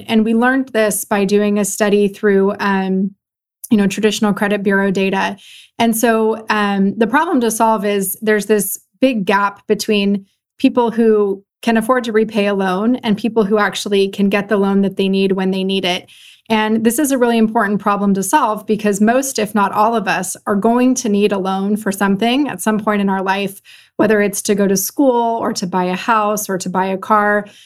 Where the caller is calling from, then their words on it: Los Gatos, California, United States; I'm calling in from Los Gatos, California, which is about sixty miles, uh, southwest of San Francisco.